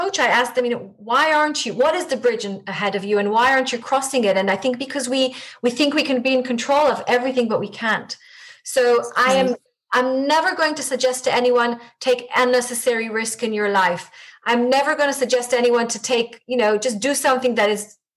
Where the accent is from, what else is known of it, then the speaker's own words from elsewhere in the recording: Israel; first language Hebrew; English is a second language; moved away as an adult; now in London, United Kingdom; I have the privilege of being brought up in Israel, and Hebrew is my mother tongue